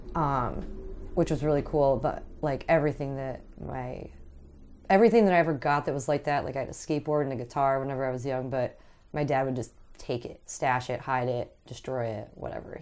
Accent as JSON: {"language": "English", "town": "Aspinwall", "region": "Pennsylvania", "country": "United States", "tie": "born or raised there", "said": "I grew up in Asmawall"}